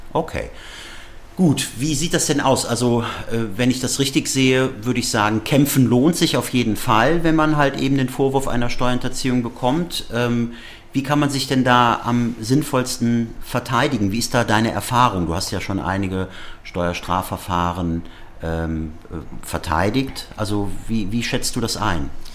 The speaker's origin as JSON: {"language": "German", "country": "Germany", "said": "für uns als Deutsche"}